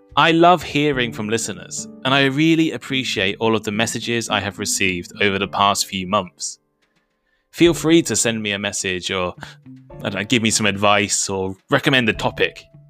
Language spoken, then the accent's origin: English; United Kingdom; accent: British English; I'm British